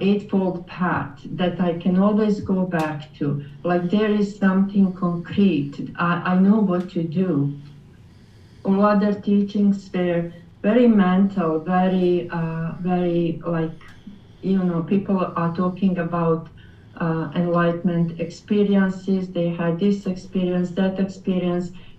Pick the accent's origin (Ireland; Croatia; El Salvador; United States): Croatia; English is a second language; moved away as an adult; now in Kitchener, Canada; I came from Europe, Croatian background. Actually, we came as refugees to Canada 27 years ago